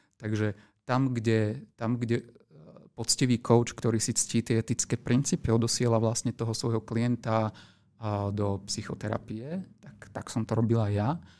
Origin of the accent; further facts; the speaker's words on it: Slovakia; som Slovák